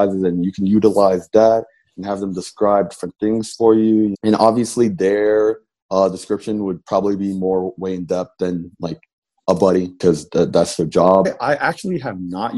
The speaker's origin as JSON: {"language": "English", "town": "Lawrenceville", "region": "Georgia", "country": "United States", "said": "I'm originally from Lawrenceville, Georgia."}